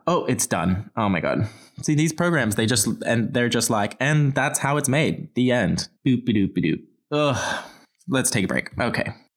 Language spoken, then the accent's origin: English; Australia; I'm from Australia